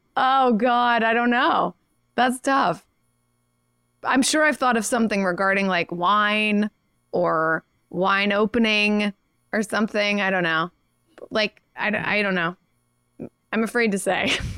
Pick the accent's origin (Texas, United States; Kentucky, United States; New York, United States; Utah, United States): Kentucky, United States; from Kentucky, my home state